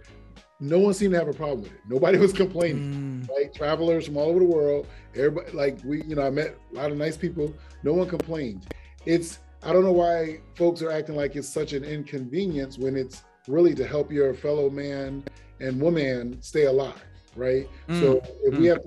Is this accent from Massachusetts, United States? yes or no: yes; Springfield, Massachusetts, United States; also born or lived in Brooklyn, New York; I grew up in Springfield, and I'm a rep the 413 always